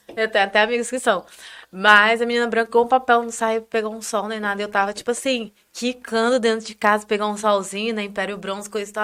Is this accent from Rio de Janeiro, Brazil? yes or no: yes; Campos dos Goytacazes, Rio de Janeiro, Brazil; now in São Paulo, Brazil; eu sou de uma cidade do interior do Rio